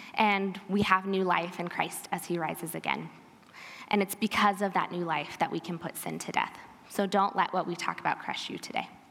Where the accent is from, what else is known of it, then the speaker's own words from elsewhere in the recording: Pella, Iowa, United States; I am an Iowan, born and bred